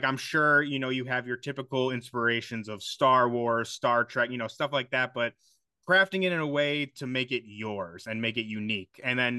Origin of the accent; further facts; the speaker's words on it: Chicago, Illinois, United States; I'm from Chicago.